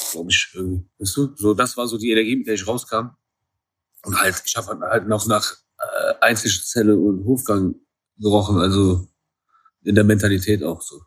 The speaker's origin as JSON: {"language": "German", "country": "Iran", "said": "aus meiner Kultur, da wo ich herkomme"}